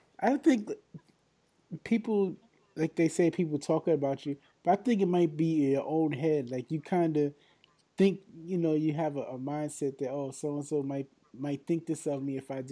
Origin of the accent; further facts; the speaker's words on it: New York, United States; I'm from New York